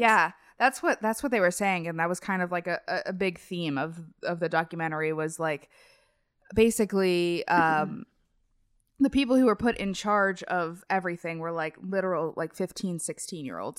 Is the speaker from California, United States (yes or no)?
no; Cincinnati, Ohio, United States; I'm from Cincinnati, and in Cincinnati, there's Kings Island